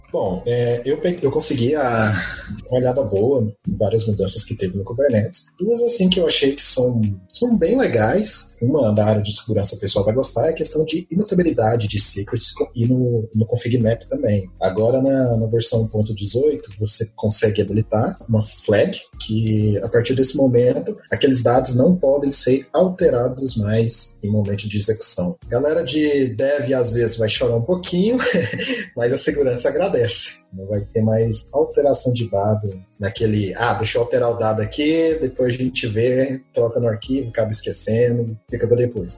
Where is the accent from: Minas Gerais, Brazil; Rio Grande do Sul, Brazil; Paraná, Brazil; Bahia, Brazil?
Minas Gerais, Brazil; Uberlândia; moved away as an adult; now in São Paulo, Brazil; eu sou mineiro, vim de Uberlândia, estou há cerca de um ano em São Paulo